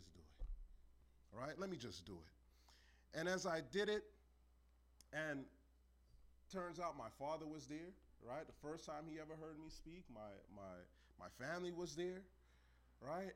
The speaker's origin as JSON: {"language": "English", "town": "New York City", "region": "New York", "country": "United States", "tie": "born or raised there", "said": "I grew up in New York City."}